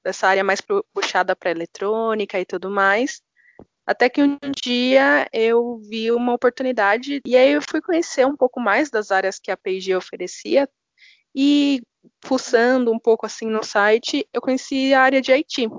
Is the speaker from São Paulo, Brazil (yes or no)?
yes; São Paulo, Brazil; eu sou de São Paulo, tenho 25 anos.